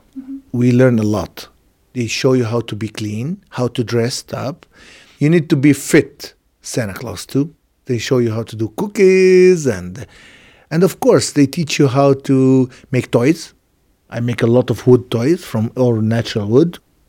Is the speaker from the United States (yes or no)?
no; Jerusalem, Palestine; English is a second language; I'm from Jerusalem, from the old city of Jerusalem. My family live here more than 900 years.